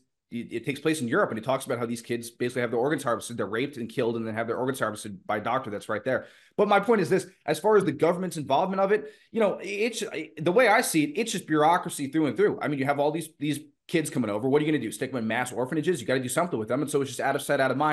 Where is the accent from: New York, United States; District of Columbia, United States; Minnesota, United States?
New York, United States; Long Island; my hometown in Long Island